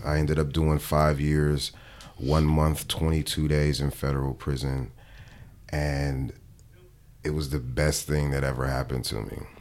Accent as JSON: {"language": "English", "town": "Los Angeles", "region": "California", "country": "United States", "said": "I'm from Watts, California, 109th and Avalon, and it is the hood"}